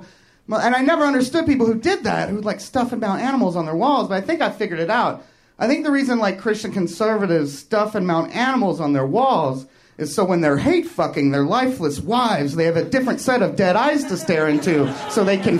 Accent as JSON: {"language": "English", "region": "Kentucky", "country": "United States", "tie": "born or raised there", "also_born_or_lived": "Chicago", "moved": "yes", "said": "I came here from Chicago, but I'm originally from Kentucky."}